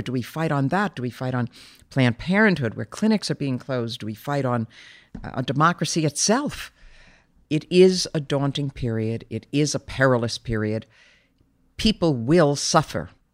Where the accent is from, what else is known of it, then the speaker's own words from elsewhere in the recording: New York City, New York, United States; I grew up in a very loving family in New York. I grew up in Brooklyn.